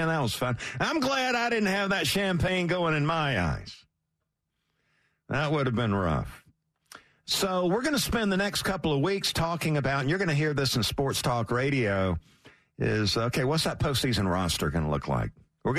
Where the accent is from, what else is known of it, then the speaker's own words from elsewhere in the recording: Philadelphia, Pennsylvania, United States; accent: Philly; It's my Philly accent, if you're wondering.